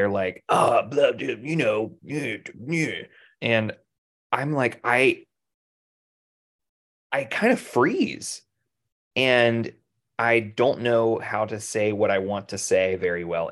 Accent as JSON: {"language": "English", "region": "North Carolina", "country": "United States", "said": "we're from North Carolina"}